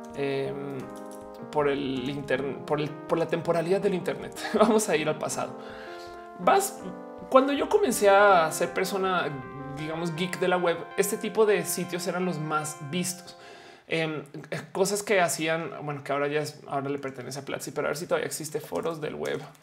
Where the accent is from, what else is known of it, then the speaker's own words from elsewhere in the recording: Mexico; also born or lived in Santa Fe, Mexico City; como mexicanos